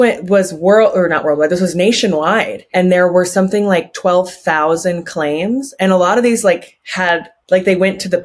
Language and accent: English; Reno, Nevada, United States; when I was growing up in Reno.